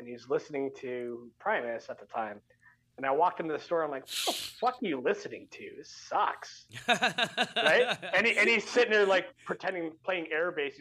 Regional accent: Canada; I'm from Canada.

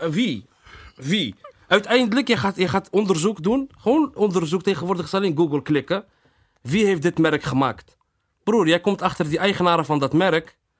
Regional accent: Rotterdam, South Holland, Netherlands; Delfshaven levens is, eh, is gewoon waar ik ben opgegroeid

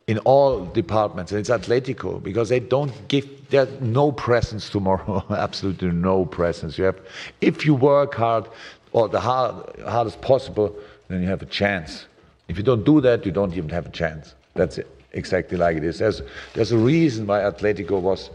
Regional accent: Germany; moved away; I'm from Germany

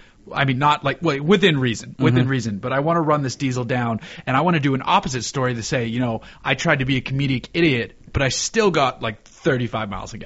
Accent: Massachusetts, United States; moved away; the town I grew up in Massachusetts though is in the landing path for Logan.

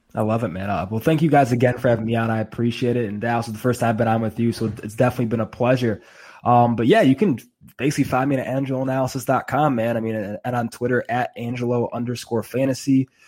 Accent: Chicago, Illinois, United States; I was born and raised in Chicago

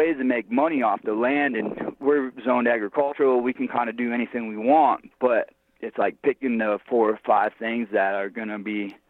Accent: New York, United States; like I grew up in New York, we have fires all the time.

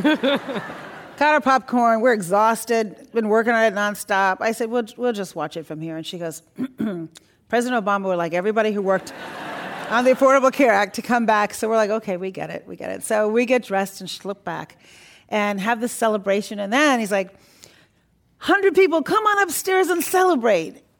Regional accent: Chicago, Illinois, United States; also born or lived in Iran; We're from Chicago

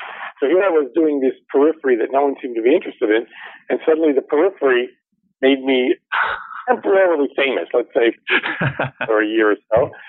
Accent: United States; also born or lived in Ann Arbor, Michigan; I was born an Armenian in America.

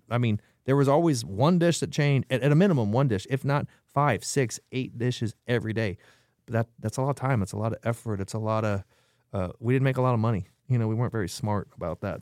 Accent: Nebraska, United States; now in San Antonio, United States; I'm from Nebraska.

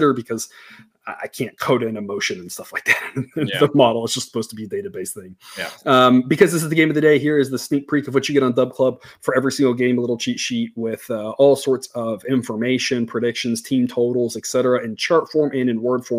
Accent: Corpus Christi, Texas, United States; I grew up in Corpus Christi

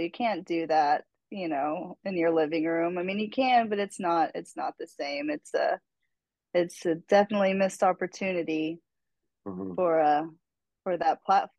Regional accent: Wichita, Kansas, United States; moved away as an adult; also born or lived in Florida / Chattanooga, Tennessee; now in Nashville, United States; I'm from Kansas. I was born in Florida, but wasn't there very long. I grew up in Wichita, Kansas. And I've been in Nashville for on and off since I was a kid, but for like almost about 15 years now.

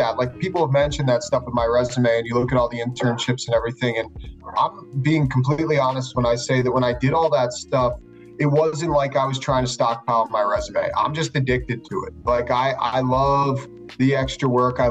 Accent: Philadelphia, Pennsylvania, United States; moved away as an adult; now in Pittsburgh, United States; I grew up in the Philly area.

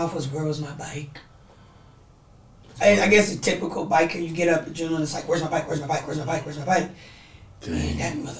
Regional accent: San Francisco, California, United States; I'm from San Francisco.

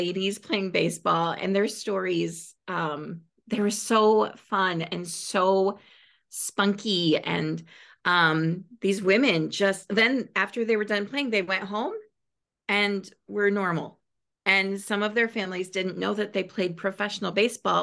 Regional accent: Michigan, United States; Michigan because it's my home state

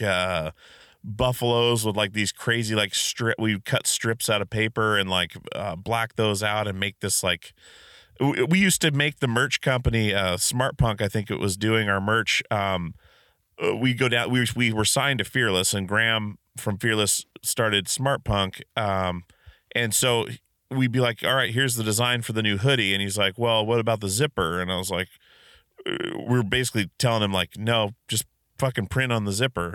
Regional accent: Alaska, United States; I grew up in Alaska

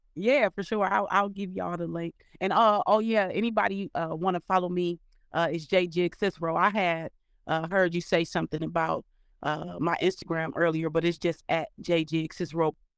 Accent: Cleveland, Ohio, United States; moved away as an adult; also born or lived in Dayton, Ohio; now in Atlanta, United States; from kindergarten all the way up until sixth grade, seventh grade, I was in Cleveland. And then from seventh grade, from the time I graduated, I grew up in Dayton

